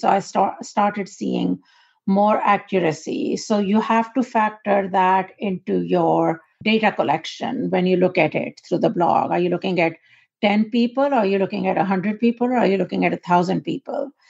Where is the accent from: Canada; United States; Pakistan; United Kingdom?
Pakistan; moved away as an adult; born and raised in Pakistan